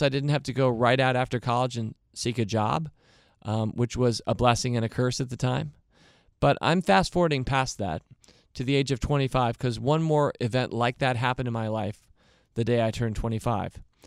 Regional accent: United States; I'm an American too

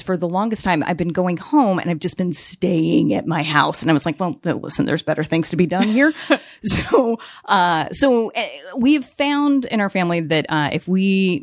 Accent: Colorado Springs, Colorado, United States; my family is wonderful. We're from Colorado

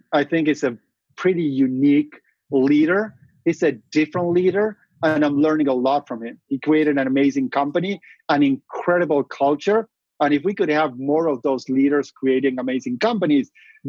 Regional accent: Argentina; moved away as an adult; now in Silicon Valley, United States; Growing up in Argentina

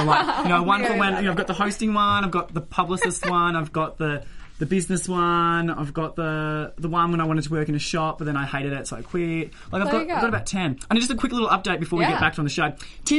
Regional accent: Australia; moved away as an adult; now in United States; I'm Australian. I go back home

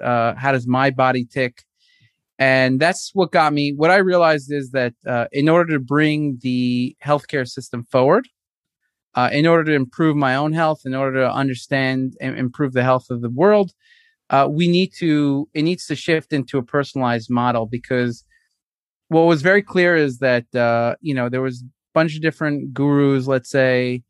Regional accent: New York City, New York, United States; moved away as an adult; also born or lived in San Luis Obispo, California / Newport Beach, California; now in Tel Aviv, Israel; I grew up in Brooklyn, New York.

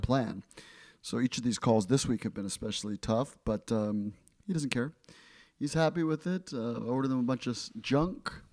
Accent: Ecuador; moved away; I grew up in Ecuador

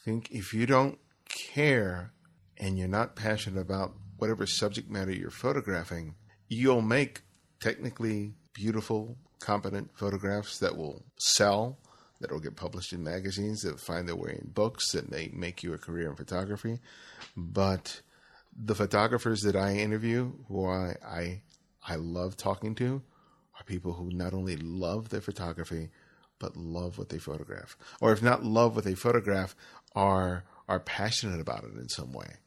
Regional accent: Los Angeles, California, United States; when I grew up in Los Angeles, I grew up in South L

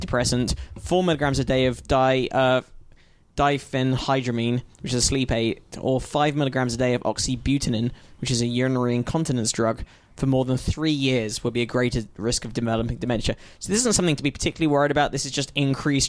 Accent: United Kingdom; accent: British; I'm British. I was born and raised in Britain.

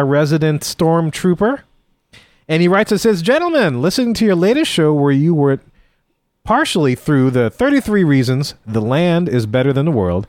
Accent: the South, United States; we're from the South.

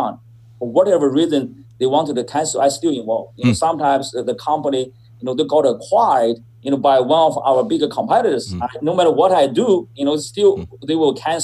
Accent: China; moved away as an adult; I was born in China. I was born in 1970, and I got my master's degree and from Beijing, China as well

